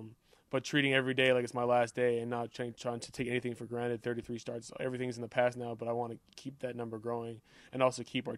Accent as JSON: {"language": "English", "town": "Montreal", "region": "Quebec", "country": "Canada", "tie": "born or raised there", "lives_now": "United States", "said": "It was great. My dad was my coach up until I was probably like 13. I thought of it as normal football until I came to the States"}